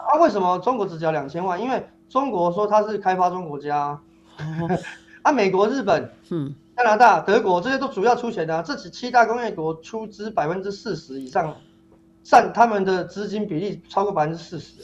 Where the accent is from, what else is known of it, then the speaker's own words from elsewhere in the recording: Taiwan; 投票不能决定我们台湾人的健康啊